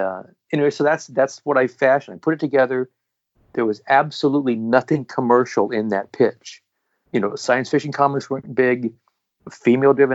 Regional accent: Oregon, United States; moved away as an adult; also born or lived in East Coast; moved back to Oregon, which is, you know, my home state, and I love it here

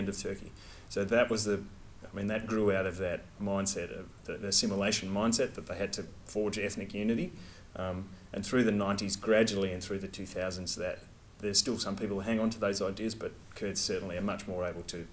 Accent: Australia; I'm from Australia, I'm a researcher

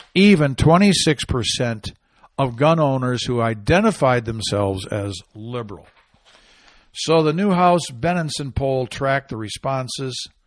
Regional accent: Arizona, United States; out of my home state, uh, Arizona

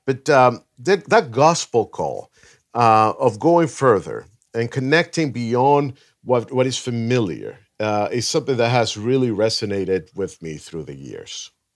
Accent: Venezuela; now in Los Angeles, United States; I was born in Venezuela, um, but I have lived most of my life here in L A.

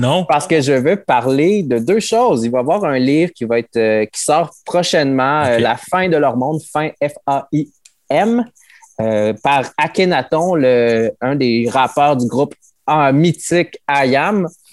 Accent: Quebec, Canada; also born or lived in Mexico; je suis euh, une personne qui a été adoptée par une famille québécoise et mon pays d'origine est le Mexique

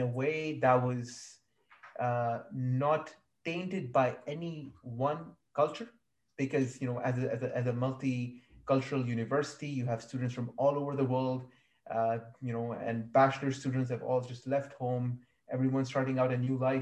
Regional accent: Saudi Arabia; moved away as an adult; also born or lived in Kashmir (family) / Malaysia; I was born in Saudi Arabia. My family is from Kashmir

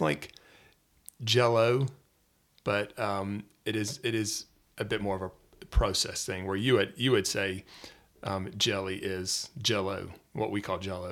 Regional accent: Atlanta, Georgia, United States; moved away as an adult; now in Wales, United Kingdom; originally I'm from the Metro Atlanta area in Georgia, so in the United States, in the South

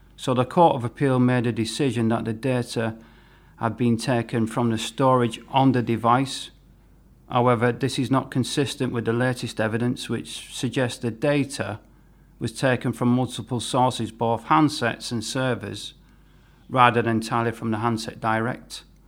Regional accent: St Helens, North West England, United Kingdom; my hometown in Merseyside in Saint Helens

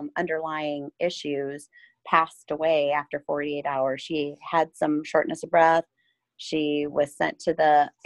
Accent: Huron, South Dakota, United States; now in Iowa, United States; I'm originally from South Dakota, over by Huron

